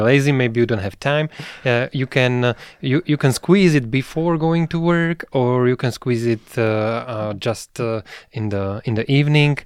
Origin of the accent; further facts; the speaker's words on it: Bratislava, Bratislava Region, Slovakia; I'm from Bratislava